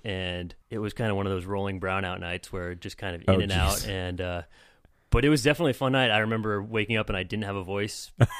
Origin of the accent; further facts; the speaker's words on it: San Jose, California, United States; also born or lived in Los Angeles; No, I was born in San Jose. Born, raised San Jose, went to L.A., college in LA.